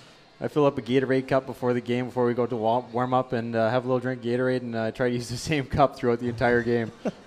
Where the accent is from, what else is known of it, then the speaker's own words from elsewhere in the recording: near Edmonton, Alberta, Canada; also born or lived in Vancouver Island / Lowell, Massachusetts / Providence / Cleveland; now in Cincinnati, United States; I'm actually from Western Canada. I'm from Alberta, up near Edmonton, Alberta, and I played junior hockey on Vancouver Island, the BCHL, and played 4 years of college at UMass Lowell before going on to Providence and Lake Erie and now to Cincinnati.